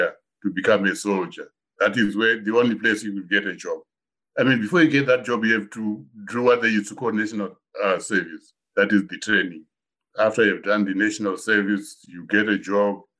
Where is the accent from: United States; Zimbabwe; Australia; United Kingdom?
Zimbabwe; moved away; when I grew up, when I was, say, 18 years in Zimbabwe